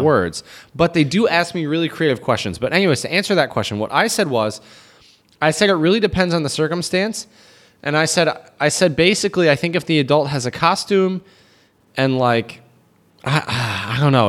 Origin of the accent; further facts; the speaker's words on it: United States; now in China; as an American